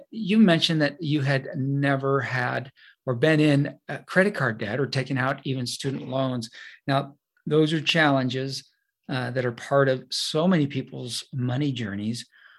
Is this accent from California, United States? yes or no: yes; California, United States; I always enjoy having somebody else from the same area that I grew up in Northern California.